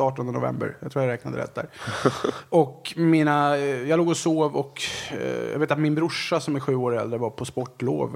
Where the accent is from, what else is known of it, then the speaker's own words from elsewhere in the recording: Resarö, Stockholm County, Sweden; jag kommer alltså från en liten ö som heter Resarö som ligger utanför Vaxholm då, där jag är uppvuxen.